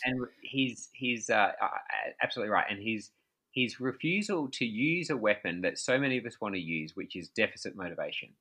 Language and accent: English; Australia; I'm from Australia